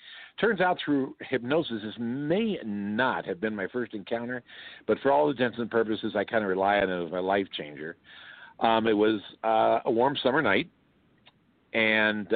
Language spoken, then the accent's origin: English; Oakland, California, United States; I grew up in East Oakland.